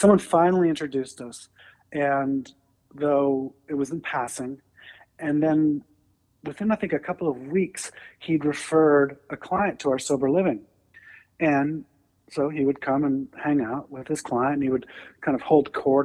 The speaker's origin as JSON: {"language": "English", "country": "Canada", "moved": "yes", "lives_now": "United States", "said": "I am a first-generation immigrant from Canada."}